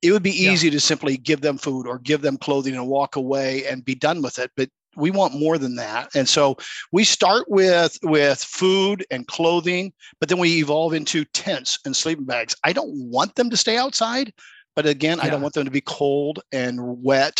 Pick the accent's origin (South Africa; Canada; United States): United States; Des Moines, Iowa; I grew up in Des Moines, Iowa